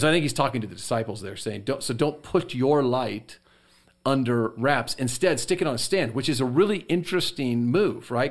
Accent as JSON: {"language": "English", "country": "United States", "said": "us as American Christians"}